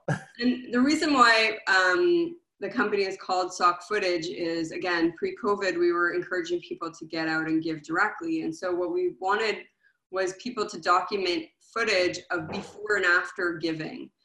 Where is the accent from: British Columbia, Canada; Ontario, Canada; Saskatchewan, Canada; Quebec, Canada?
Quebec, Canada; Montreal; moved away; I'm originally from Montreal